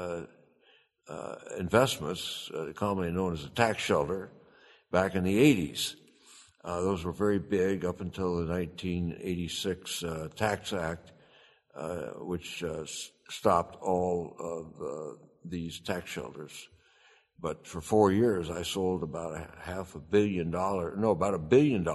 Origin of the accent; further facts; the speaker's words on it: Arizona, United States; I'm from Arizona